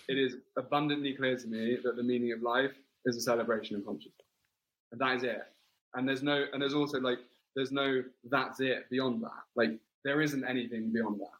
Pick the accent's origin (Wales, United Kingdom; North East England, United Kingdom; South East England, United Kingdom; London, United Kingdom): London, United Kingdom; accent: English; I grew up in London and Wimbledon